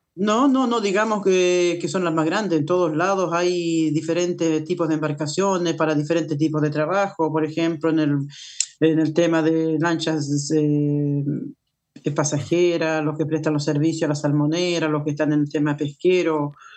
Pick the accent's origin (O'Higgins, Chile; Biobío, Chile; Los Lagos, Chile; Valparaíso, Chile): Los Lagos, Chile; Calbuco; pertenezco a una federación eh, que, somos de Calbuco y un sindicato de pescadores que somos de la isla